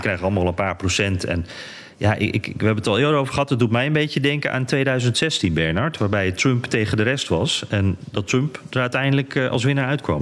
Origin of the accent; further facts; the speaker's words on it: Netherlands; wij zijn Nederlanders